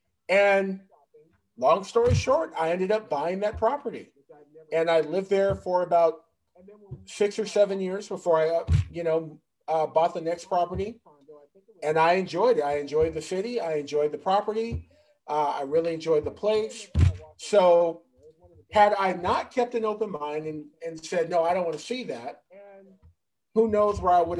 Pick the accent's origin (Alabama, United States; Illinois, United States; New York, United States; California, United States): California, United States; Santa Ana; I grew up in Santa Ana, which is like on the border, you know, of Garden Grove.